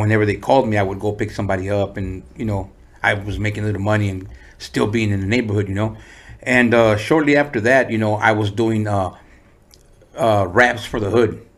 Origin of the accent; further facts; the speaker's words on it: San Diego, California, United States; also born or lived in Tijuana, Mexico; I was four, and uh, we moved to San Diego